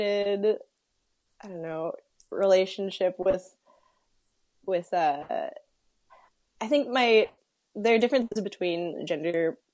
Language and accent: English; Jackson, Michigan, United States; in a small town, birthplace of the Republican Party. That's my hometown